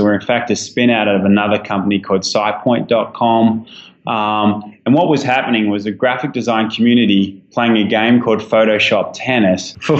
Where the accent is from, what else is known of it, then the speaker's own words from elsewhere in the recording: Australia; obviously my accent gives something away. So I'm an Aussie guy